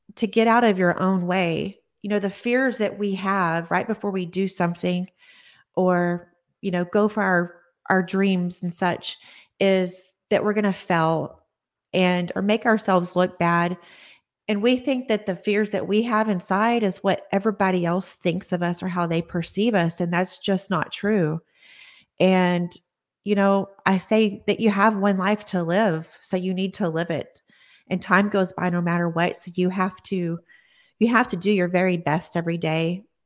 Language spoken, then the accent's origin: English; Odessa, Texas, United States; now in Austin, United States; I am from Texas, Odessa, Texas, and I have lived here in Austin, Texas now